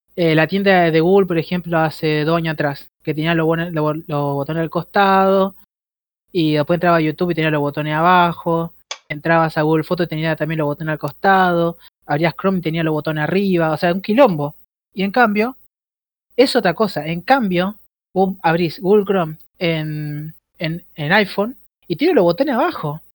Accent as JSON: {"language": "Spanish", "town": "Rosario", "region": "Santa Fe", "country": "Argentina", "said": "Pandolfo y yo somos de Rosario"}